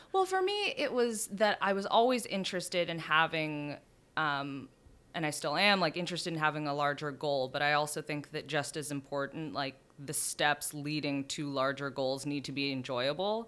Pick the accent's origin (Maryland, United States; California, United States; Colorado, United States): California, United States; San Diego; moved away as an adult; now in New York, United States; I grew up in San Diego.